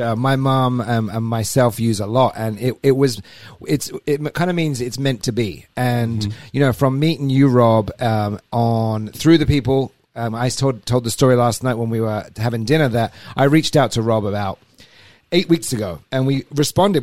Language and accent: English; England, United Kingdom; moved away as an adult; also born or lived in Alabama; I'm from England originally. Moved over here uh, seven years ago